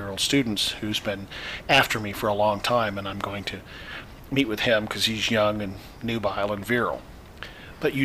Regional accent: Indiana, United States; now in Florida, United States; I'm from the Midwest originally

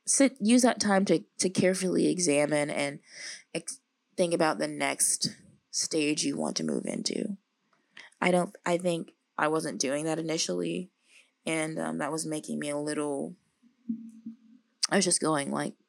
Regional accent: the South, United States; now in Los Angeles, United States; I don't know if that's because I'm like from the South and so much of the day is like hot and sunny.

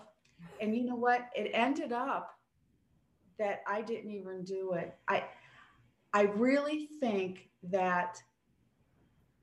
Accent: East Coast, United States; I'm from the East Coast

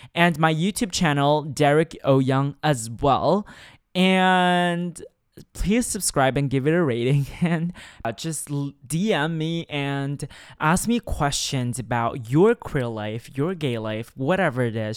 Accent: China; now in Shanghai, China; growing up in China

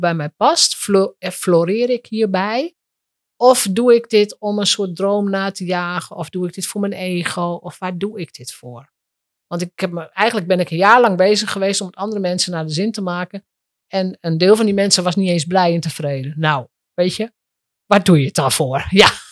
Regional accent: Drenthe, Netherlands; moved away; ik kom uit Drenthe oorspronkelijk. Als Drents meisje

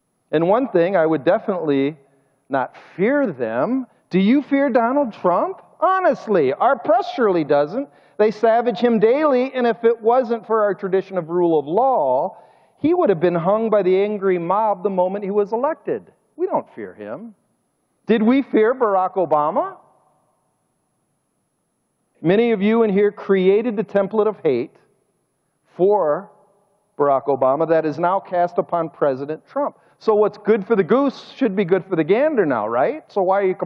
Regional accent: United States; also born or lived in Russia; I'm an American

